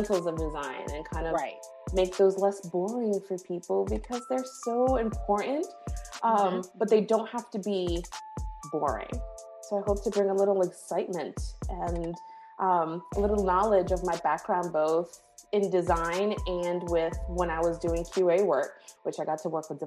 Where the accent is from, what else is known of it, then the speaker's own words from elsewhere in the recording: Rhode Island, United States; moved away as an adult; also born or lived in Bronx, New York; now in North Carolina, United States; I grew up from 3 to 18 in Rhode Island. So for better or for worse, Rhode Island is home.